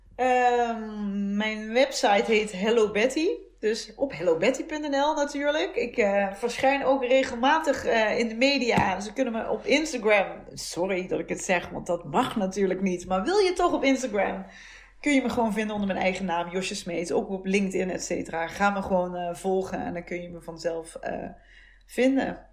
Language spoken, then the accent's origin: Dutch; soft G, southern Netherlands, Netherlands; accent: zachte G (soft G); moved away; also born or lived in Utrecht; mijn zachte G